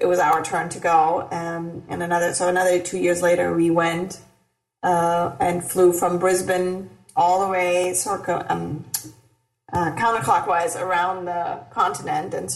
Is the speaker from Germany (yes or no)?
yes; Germany; moved away as an adult; now in Los Angeles, United States; I grew up in Germany